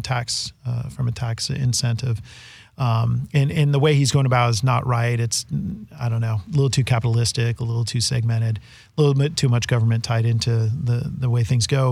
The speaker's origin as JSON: {"language": "English", "region": "California", "country": "United States", "said": "I'm a Westerner. I guess I'm a referee in this game because I'm from California"}